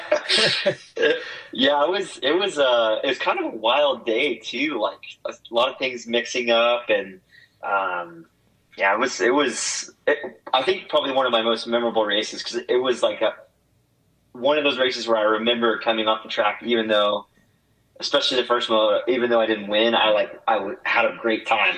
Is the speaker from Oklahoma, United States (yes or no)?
yes; Oklahoma, United States; born or raised there